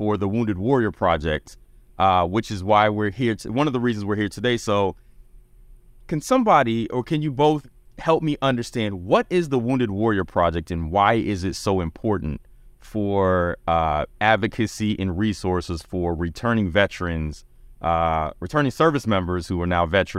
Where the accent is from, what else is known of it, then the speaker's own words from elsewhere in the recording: Fort Clayton, Panama; born there; You know, I was born in Panama at Fort Clayton. Like I'm, you know, I'm an international kid because of all of that stuff.